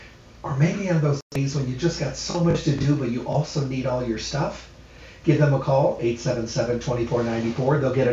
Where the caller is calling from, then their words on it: Durango, Colorado, United States; I'm actually in Colorado this week, so I'm calling you from Durango, Colorado.